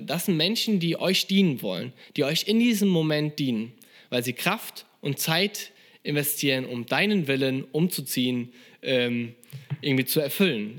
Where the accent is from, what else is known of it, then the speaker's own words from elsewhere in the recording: Germany; als Deutscher